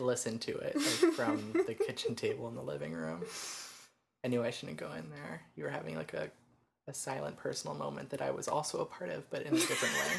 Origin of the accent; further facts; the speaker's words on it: Georgia, United States; we're from Georgia